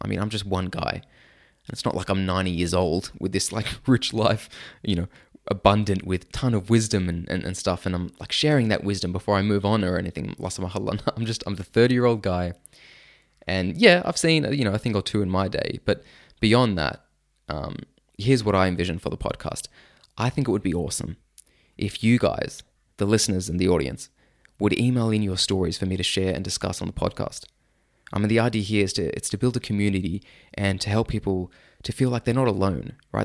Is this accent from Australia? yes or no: yes; Sydney, New South Wales, Australia; I grew up in Sydney, Australia